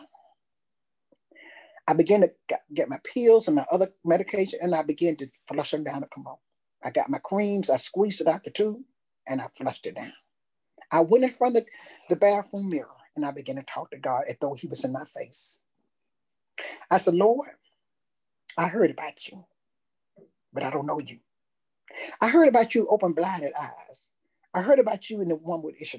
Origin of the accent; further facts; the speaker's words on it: Tuscaloosa, Alabama, United States; I'm from Tuscaloosa.